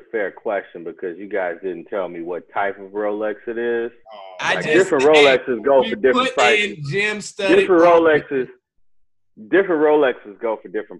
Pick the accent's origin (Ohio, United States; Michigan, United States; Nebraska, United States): Ohio, United States; Cincinnati; also born or lived in Atlanta, Georgia; now in New York, United States; I'm from Cincinnati. I went to school with Wes Mose and Lou.